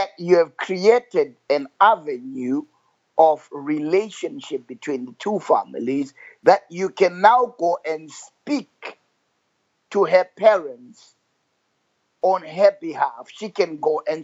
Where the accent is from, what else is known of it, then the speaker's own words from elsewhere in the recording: Zimbabwe; I grew up in Zimbabwe